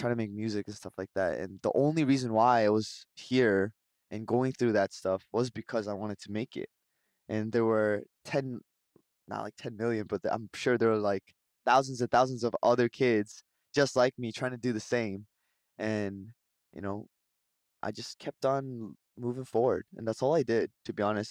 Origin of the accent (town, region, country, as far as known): Vancouver, British Columbia, Canada; now in Seoul, South Korea